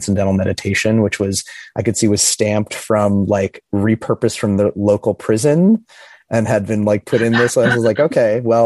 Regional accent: Midwest, United States; I grew up in the Midwest in a little Rust Belt city

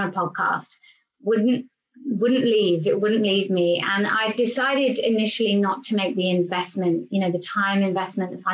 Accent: England, United Kingdom; also born or lived in London; I'm English and I am currently in England at the moment

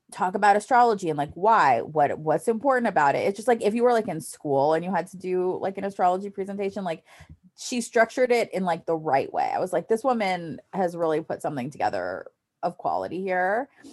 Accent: New York City, New York, United States; I was born in New York City

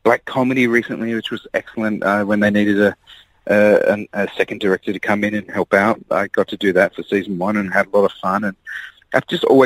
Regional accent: Australia; growing up in Australia, we entered Trop Fest

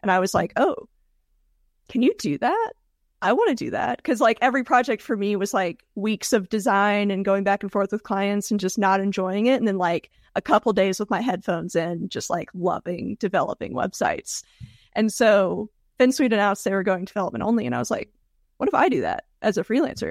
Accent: Georgia, United States; moved away as an adult; also born or lived in Tennessee; now in Denver, United States; I grew up in Georgia and moved to Tennessee for college

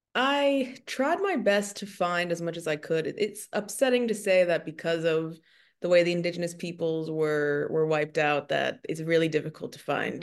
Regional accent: Maryland, United States; moved away as an adult; also born or lived in New York; now in Texas, United States; I grew up in Maryland, and then I moved to New York after college

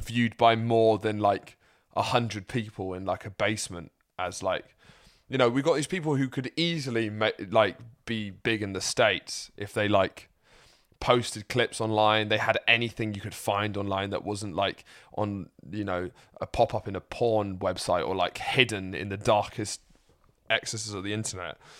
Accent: Lewes, South East England, United Kingdom; moved away as an adult; also born or lived in Midlands; now in London, United Kingdom; I live in London, my mum lives in and I grew up in Sussex, and I went to uni in the Midlands

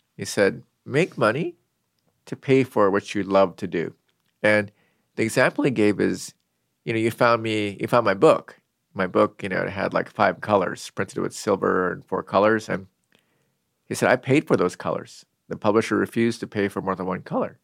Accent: Seattle, Washington, United States; I grew up in Seattle

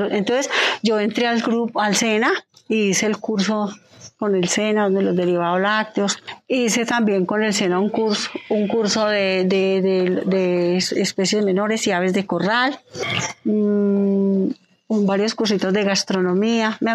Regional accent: Pijao, Quindío, Colombia; Soy del campo, yo soy criada acá, yo soy de acá de Pijao. Hace 34 años vivo acá en esta casa.

